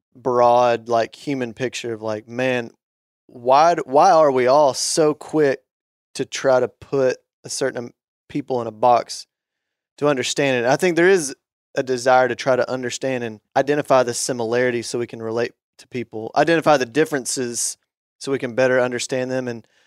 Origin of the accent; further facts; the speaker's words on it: Arkansas, United States; And I used to get so annoyed when I would meet people from big cities and, you know, found out I was from Arkansas.